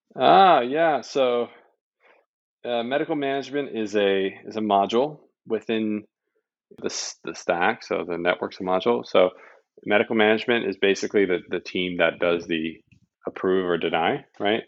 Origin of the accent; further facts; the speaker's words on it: Canada; I'm Canadian